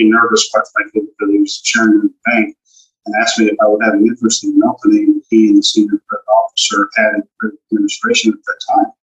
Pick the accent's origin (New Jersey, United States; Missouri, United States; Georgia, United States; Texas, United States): Texas, United States; Galveston; I'm from Galveston, Texas originally, moved here gotcha. back in 05.